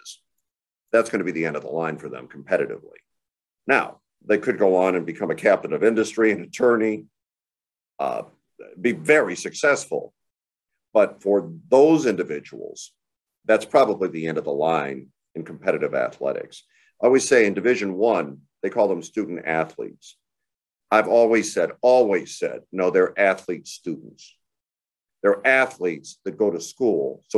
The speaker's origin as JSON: {"language": "English", "town": "Phoenix", "region": "Arizona", "country": "United States", "moved": "yes", "said": "I'm from Phoenix originally."}